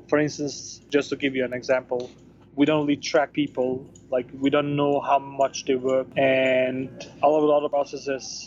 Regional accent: Denmark; moved away as an adult; also born or lived in Bosnia / Chile / Portugal / Spain; now in Barcelona, Spain; I was born in Bosnia. I grew up in Denmark

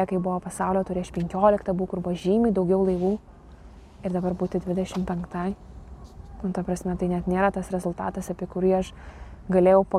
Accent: Lithuania; čia mes lietuviai

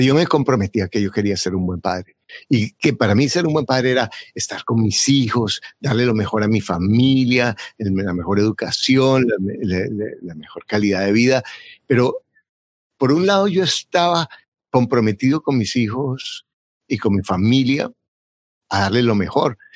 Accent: Bogotá, Colombia; now in United States; Yo nací en Bogotá y mi papá era un, un, campesino

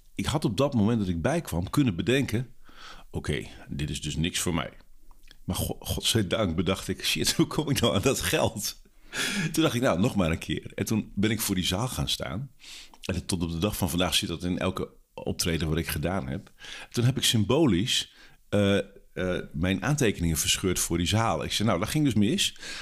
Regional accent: Drenthe, Netherlands; in Drenthe, waar ik vandaan kom en waar ik ben opgegroeid

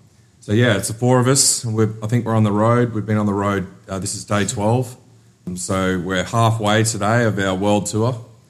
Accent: Brisbane, Queensland, Australia; I'm from Brisbane. Yeah. So I live in God's country in Queensland, as I call it.

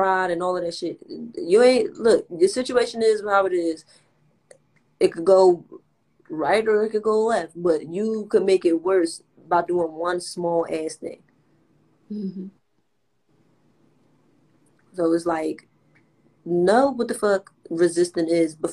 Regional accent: Philadelphia, Pennsylvania, United States; us from Philly

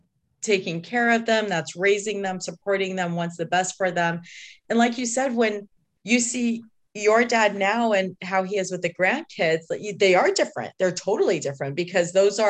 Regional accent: Detroit, Michigan, United States; I remember when we were growing up in Detroit

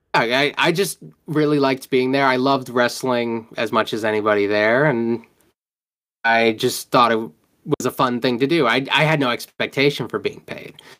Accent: Rhode Island, United States; I'm from Rhode Island

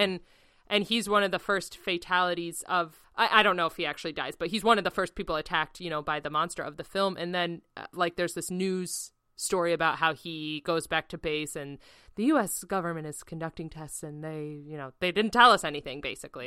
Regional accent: United States; as an American

